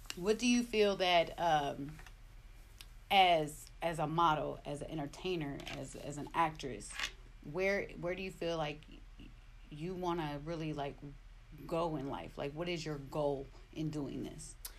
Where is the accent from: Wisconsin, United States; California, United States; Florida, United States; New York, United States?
California, United States; Oakland; I grew up in Oakland